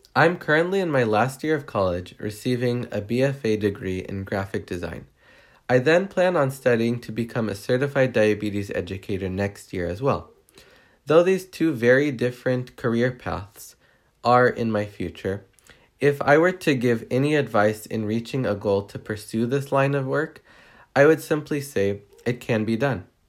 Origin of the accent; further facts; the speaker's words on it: Riverside, California, United States; I'm from Riverside, California